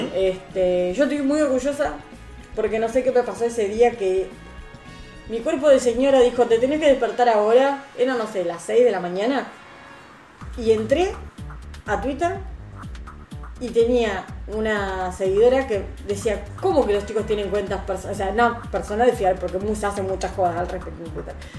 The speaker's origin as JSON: {"language": "Spanish", "town": "Rosario", "region": "Santa Fe", "country": "Argentina", "tie": "born or raised there", "said": "era Galve, de acá de Rosario"}